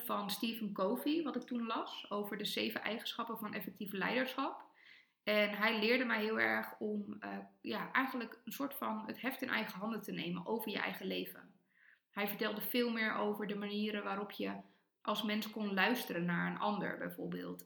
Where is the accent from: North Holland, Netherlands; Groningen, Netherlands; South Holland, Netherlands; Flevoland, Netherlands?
Flevoland, Netherlands; Almere; moved away; En ik groeide op in Almere in een superfijne wijk dicht bij het bos